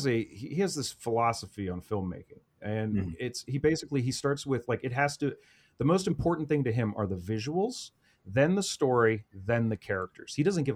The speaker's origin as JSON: {"language": "English", "region": "Midwest", "country": "United States", "said": "I'm from the Midwest, man. It's Rust Belt."}